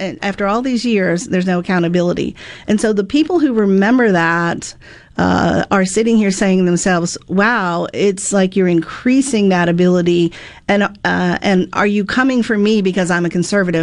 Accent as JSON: {"language": "English", "region": "Mississippi", "country": "United States", "tie": "born or raised there", "also_born_or_lived": "Florida", "said": "back in Mississippi, my home state"}